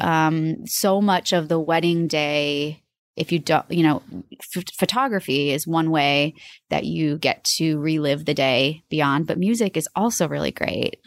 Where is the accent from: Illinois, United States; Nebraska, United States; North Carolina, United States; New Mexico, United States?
Nebraska, United States; Omaha; moved away as an adult; also born or lived in Boston / New York City; I moved back home and as I was driving from New York, back to Omaha with all my belongings